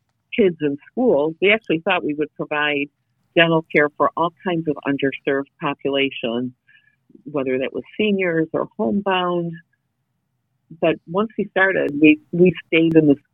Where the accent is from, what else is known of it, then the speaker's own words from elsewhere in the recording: Detroit, Michigan, United States; I'm from Detroit